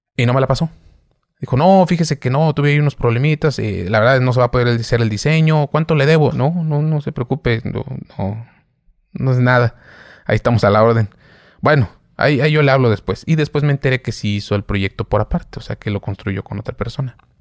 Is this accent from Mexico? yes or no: yes; Saltillo, Coahuila, Mexico; yo soy de Saltillo